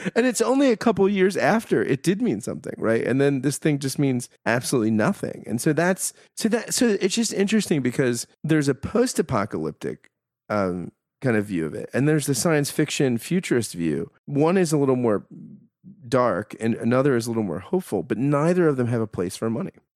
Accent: United States; as an American

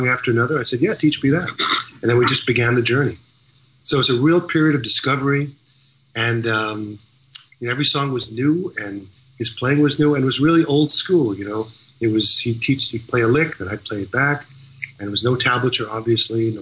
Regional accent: Long Island, New York, United States; growing up in Long Island

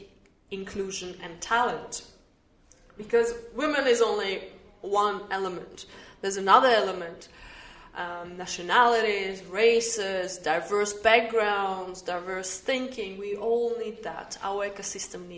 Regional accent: Australia; also born or lived in United Arab Emirates; now in Dubai, United Arab Emirates; I look at my own country, Australia

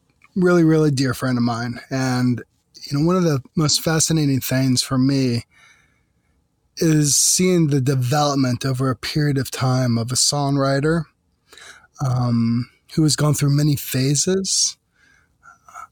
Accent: Virginia, United States; growing up in Virginia in the mid-90s

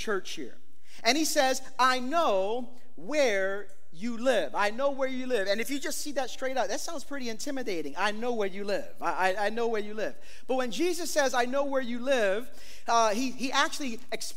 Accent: New York City, New York, United States; I'm from East New York, Brooklyn

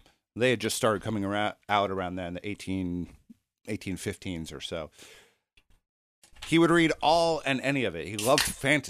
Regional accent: New York, United States; I'm from New York.

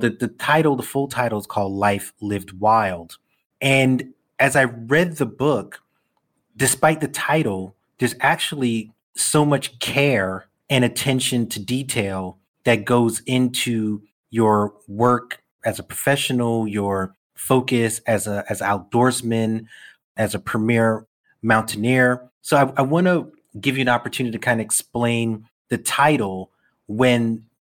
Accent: New York City, New York, United States; So I'm born and bred in Brooklyn.

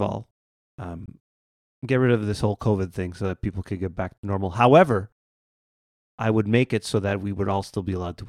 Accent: Canada; I'm Canadian.

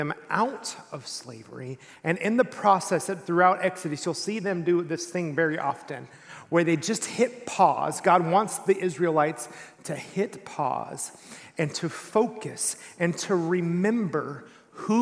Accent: East Texas, United States; I grew up in East Texas

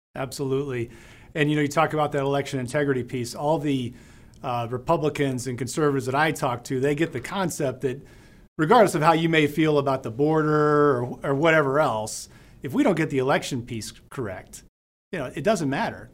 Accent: Deming, New Mexico, United States; I was born and raised in Deming, New Mexico

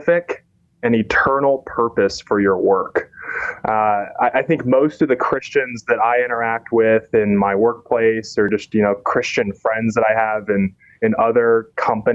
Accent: Indianapolis, Indiana, United States; moved away as an adult; now in Chicago, United States; I was born and raised in Indianapolis

